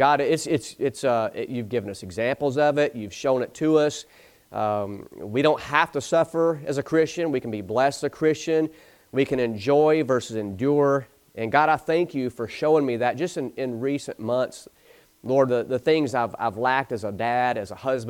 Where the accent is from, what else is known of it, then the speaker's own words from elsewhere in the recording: the South, United States; I'm from the South